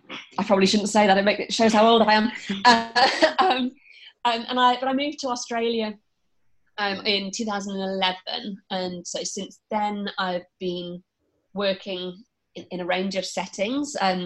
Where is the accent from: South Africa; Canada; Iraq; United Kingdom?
United Kingdom; I trained in the UK. I think my accent probably gives it away.